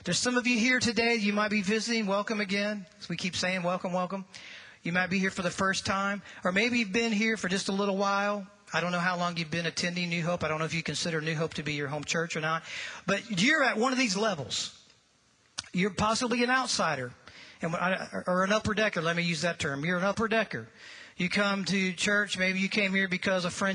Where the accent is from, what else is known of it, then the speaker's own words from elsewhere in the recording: St. Louis, Missouri, United States; moved away; if you were to fly right through that arch and just turn to the left just a little bit and go about 5 miles, that's where I grew up